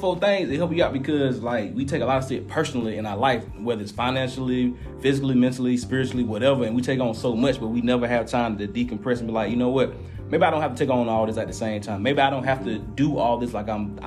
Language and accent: English; Atlanta, Georgia, United States; I'm from Atlanta. We from here